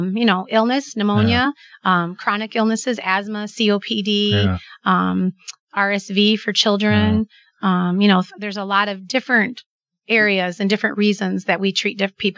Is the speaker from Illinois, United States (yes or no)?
yes; Manteno, Illinois, United States; Where I'm from Manteno. So the area. I've lived there my whole life and still live there.